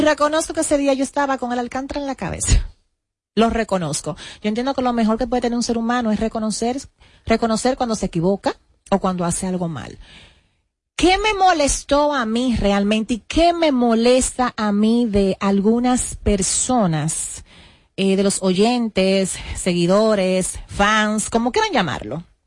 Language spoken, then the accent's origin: Spanish; Sabana Perdida, Distrito Nacional, Dominican Republic; yo vengo de Sabana Perdida, yo fui camarera